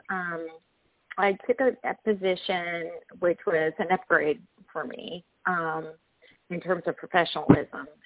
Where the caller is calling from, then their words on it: Oklahoma, United States; I'm calling from Oklahoma.